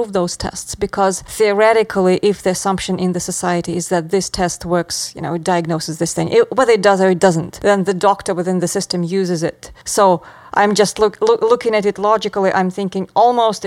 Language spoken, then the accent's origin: English; Moscow, Russia; now in United States; I grew up in Moscow.